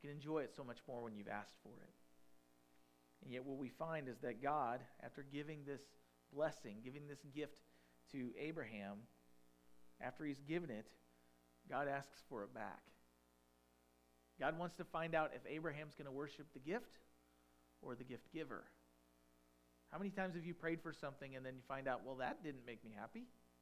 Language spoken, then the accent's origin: English; Farmington, United States; I'm a farm town boy. I grew up in Farmington